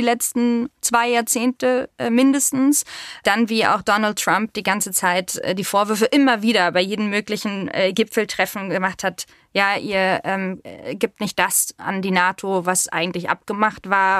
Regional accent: Berlin, Germany; Ich bin aber tatsächlich richtiger Berliner, also Ur-Berliner. Ich bin in Berlin-Zehlendorf geboren, aufgewachsen in Steglitz und natürlich mehrsprachig aufgewachsen

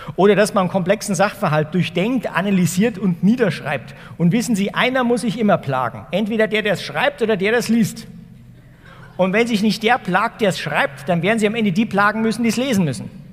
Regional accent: Ingolstadt, Bavaria, Germany; also born or lived in Wuppertal; Also ich bin hier um die Ecke geboren in Wuppertal und mein Vater ist dann nach Ingolstadt gezogen, Anfang der 70er Jahre

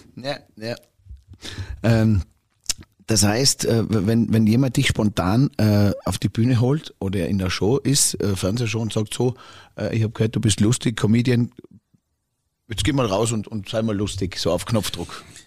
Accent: Tyrol, Austria; wir Tiroler Bayern

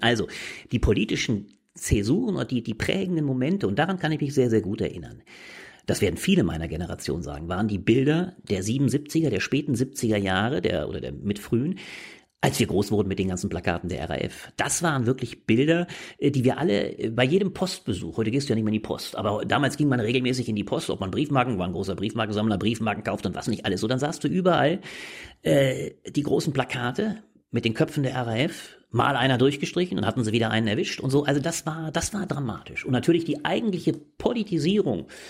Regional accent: Ingelheim am Rhein, Rhineland-Palatinate, Germany; moved away as an adult; now in Berlin, Germany; Ich Komme ursprünglich aus Ingelheim am Rhein. Das ist eine kleine Stadt äh, bei Mainz.

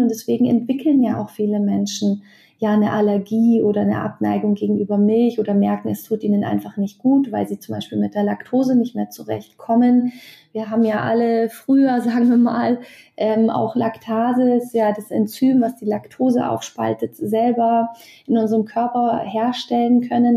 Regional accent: Bavaria, Germany; bei uns in Bayern

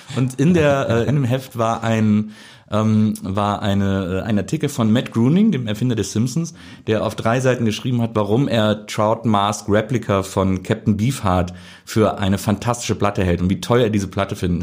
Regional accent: Wesseling, North Rhine-Westphalia, Germany; Ich komme aus Wesseling, das ist so zwischen Köln und Bonn, so ein kleiner Ort

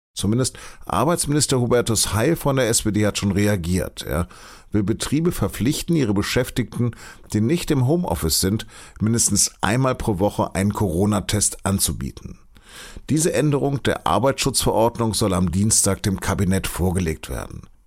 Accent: Hanover, Lower Saxony, Germany; now in Munich, Germany; man hört es, ich bin Hannoveraner und bin kein Bayer, obwohl ich sozusagen für die Süddeutsche Zeitung arbeite und in München sitze

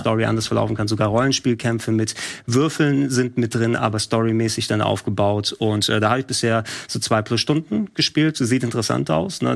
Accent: Hamburg, Germany; als äh, Hamburger Jung

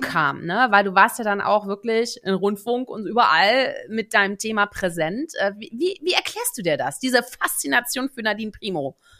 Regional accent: Netherlands; also born or lived in Germany; ich bin ja Niederländerin, ne, Deutsch-Niederländerin

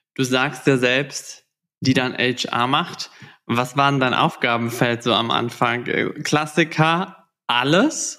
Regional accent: Southern Germany, Germany; ich komme aus dem Süden

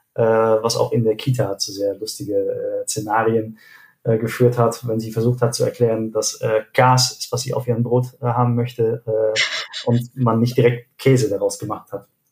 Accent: Arnhem, Gelderland, Netherlands; moved away as an adult; also born or lived in Steinheim, Germany / South Africa / Cologne, Germany; now in Germany; Und wir sind aber eigentlich direkt nach meiner Geburt äh, nach Arnheim gezogen

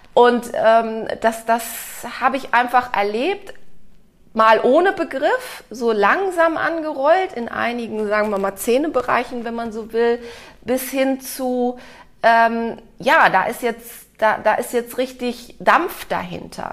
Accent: Cologne, North Rhine-Westphalia, Germany; Ich bin in Köln aufgewachsen

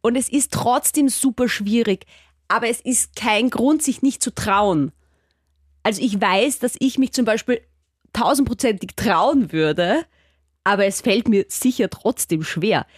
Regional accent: Austria; man hört es ja vielleicht bei mir, ich komme aus Österreich

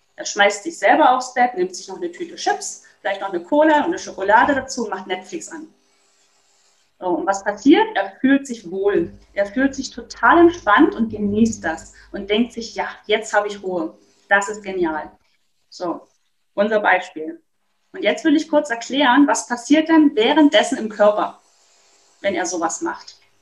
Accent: Dresden, Saxony, Germany; ich komme aus Dresden

